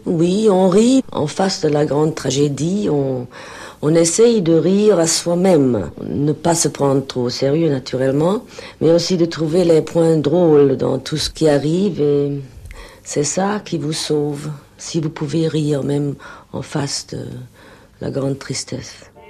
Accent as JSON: {"language": "French", "region": "Berlin", "country": "Germany", "tie": "born or raised there", "moved": "yes", "said": "je suis née à Berlin"}